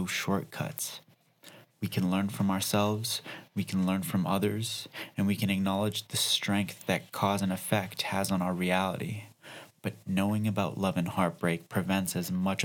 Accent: Calgary, Alberta, Canada; That's my hometown as well.

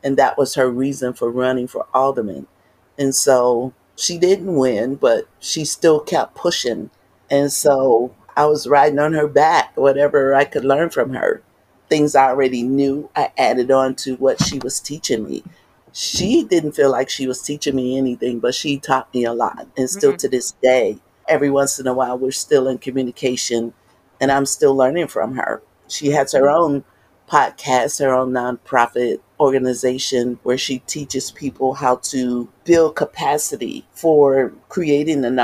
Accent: Chicago, Illinois, United States; I was born and raised in North Lawndale

